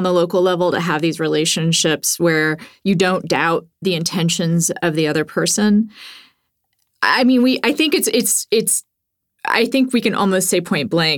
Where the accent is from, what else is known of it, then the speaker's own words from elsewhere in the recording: Texas, United States; growing up in Texas